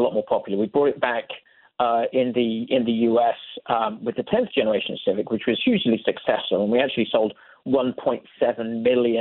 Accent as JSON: {"language": "English", "country": "United Kingdom", "moved": "yes", "lives_now": "United States", "said": "you and I being British expats"}